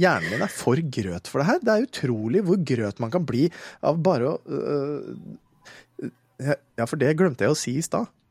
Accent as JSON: {"language": "Norwegian", "town": "Våler", "region": "Østfold", "country": "Norway", "lives_now": "Moss, Norway", "said": "jeg er fra Våler, jeg, sånn egentlig. Jeg bor i Moss"}